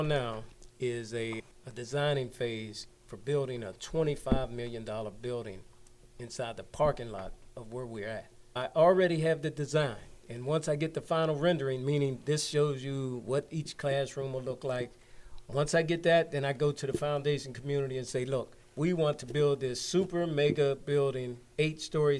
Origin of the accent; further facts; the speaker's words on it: McKeesport, Pennsylvania, United States; I'm from McKeesport, born and raised. Harrison Village bred.